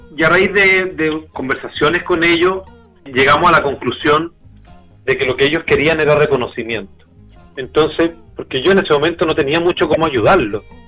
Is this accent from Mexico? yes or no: no; Santiago, Santiago Metropolitan Region, Chile; now in Temuco, Chile; yo era de Santiago